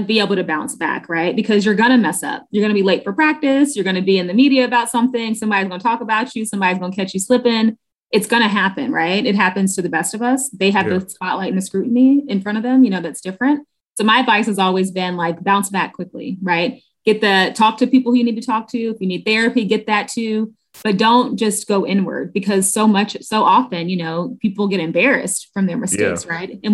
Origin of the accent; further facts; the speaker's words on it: Washington, District of Columbia, United States; I'm from Southeast DC